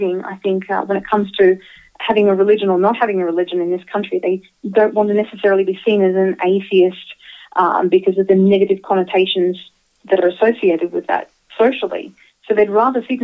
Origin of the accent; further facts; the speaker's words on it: Australia; moved away; I grew up in Australia